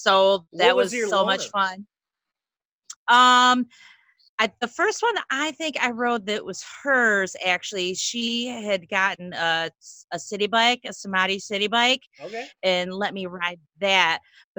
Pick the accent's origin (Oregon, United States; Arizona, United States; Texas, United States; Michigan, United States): Michigan, United States; Ypsilanti; I'm from Ypsilanti. It's a like half-hour drive to Detroit